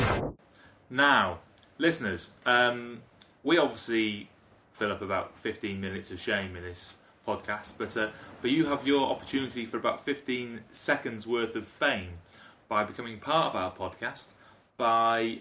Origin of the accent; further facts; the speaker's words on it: United Kingdom; being British